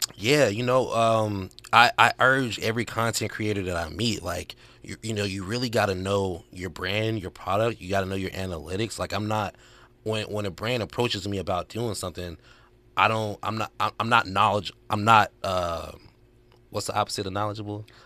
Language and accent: English; Arkansas, United States; now in Los Angeles, United States; I'm from Arkansas